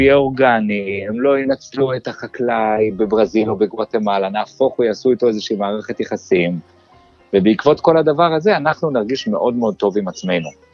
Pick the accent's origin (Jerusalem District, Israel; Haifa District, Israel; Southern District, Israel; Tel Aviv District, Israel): Jerusalem District, Israel; Jerusalem; moved away; נולדתי וגדלתי בירושלים